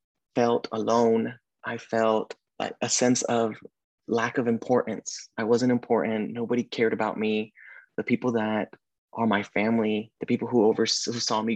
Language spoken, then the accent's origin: English; Oklahoma, United States; moved away as an adult; also born or lived in Sacramento, California; now in California, United States; I had the privilege of being born and raised in Oklahoma.